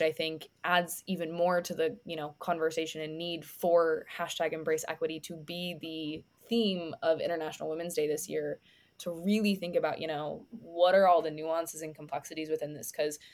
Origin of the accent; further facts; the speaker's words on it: United States; I come from an American background, and this concept of the American dream and equality of opportunity has been so ingrained within my culture and upbringing.